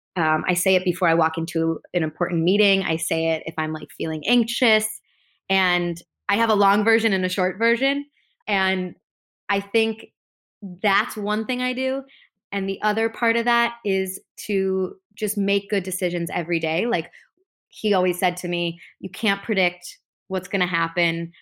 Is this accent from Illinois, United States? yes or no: yes; Chicago, Illinois, United States; moved away as an adult; now in Los Angeles, United States; I grew up in Chicago in the northern suburbs